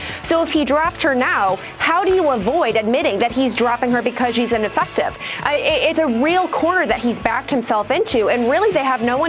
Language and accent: English; Michigan, United States; moved away; I'm from Michigan originally